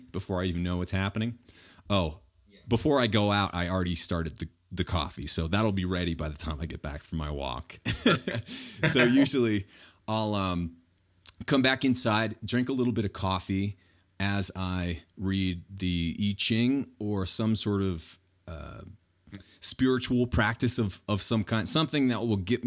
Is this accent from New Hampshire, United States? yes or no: yes; New Hampshire, United States; moved away; when I was growing up in New Hampshire